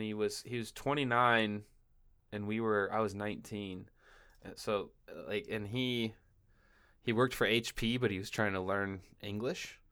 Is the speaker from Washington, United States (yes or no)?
yes; Washington, United States; moved away as an adult; now in California, United States; I moved from Washington State to California, and, like, Washington State, where I was from